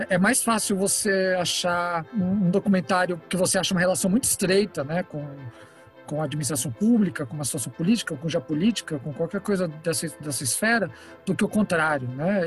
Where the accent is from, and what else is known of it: São Paulo, Brazil; born or raised there; also born or lived in Rosario, Santa Fe, Argentina